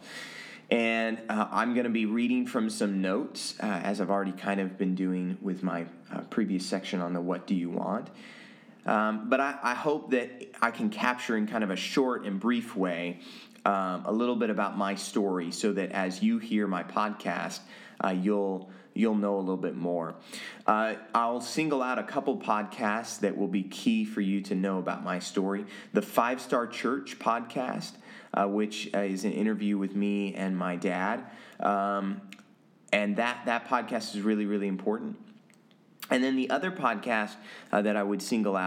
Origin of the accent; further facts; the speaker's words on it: Oregon, United States; also born or lived in Taiwan / Manila, Philippines; My mom's two sisters and then some of my dad's family, really, really close, all lived in Oregon. And so I grew up getting to know my cousins really, really well.